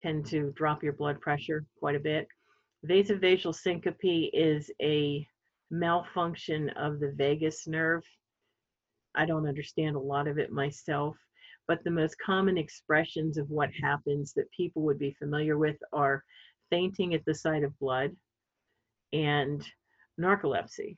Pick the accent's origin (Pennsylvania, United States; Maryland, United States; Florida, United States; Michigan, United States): Pennsylvania, United States; Sellersville; I grew up in Bucks County, Pennsylvania, a small town called Sellersville.